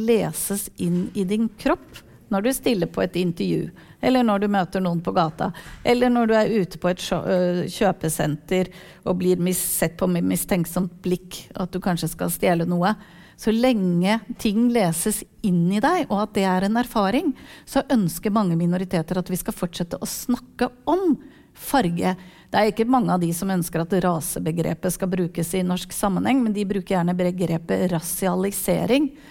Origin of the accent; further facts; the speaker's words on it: Turkey; Norwegian is a second language; now in Norway; Jeg er fra Tyrkia